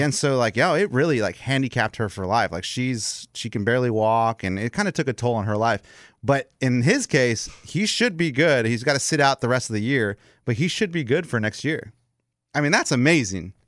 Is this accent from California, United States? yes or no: no; Texas, United States; I am American, four generations here in Texas.